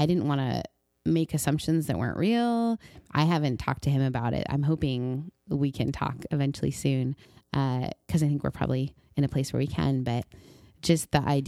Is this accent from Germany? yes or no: no; Canada; moved away; also born or lived in Mississippi; growing up in Canada